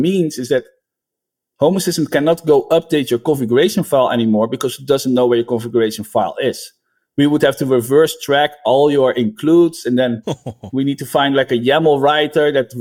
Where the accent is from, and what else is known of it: Netherlands; now in United States